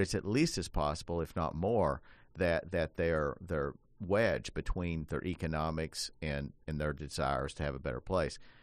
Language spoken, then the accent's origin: English; Appalachia, United States; I grew up in Appalachia